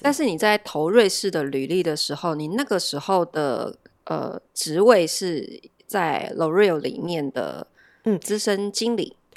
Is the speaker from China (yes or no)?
no; Taiwan; 我们台湾人